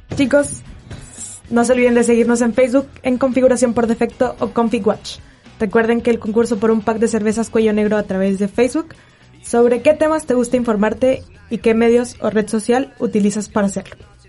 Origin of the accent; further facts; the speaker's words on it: Mexico; accent: Mexican; now in Chile; Nosotros decimos pocha, que es como se escucha mucho nuestro acento